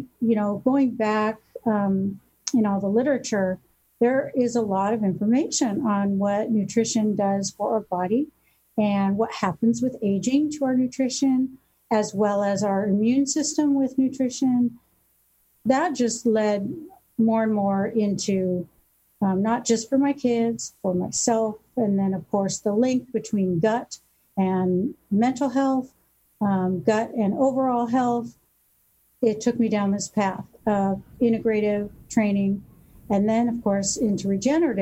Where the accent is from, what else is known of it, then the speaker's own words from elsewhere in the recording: Newport Beach, California, United States; I grew up here in Newport, and my dad was a family physician